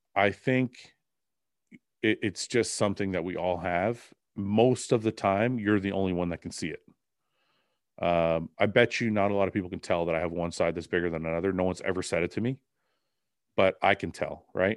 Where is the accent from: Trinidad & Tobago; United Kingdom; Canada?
Canada; I'm Canadian